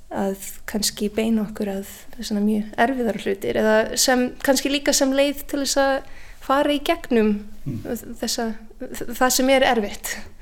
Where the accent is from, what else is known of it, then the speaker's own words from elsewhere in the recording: Canada; Icelandic is a second language; moved away as an adult; now in Iceland; ég holst upp í Kanada